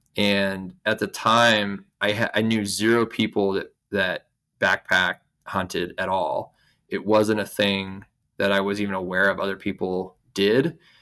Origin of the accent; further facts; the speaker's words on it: Idaho, United States; I grew up here in Idaho, where I'm still based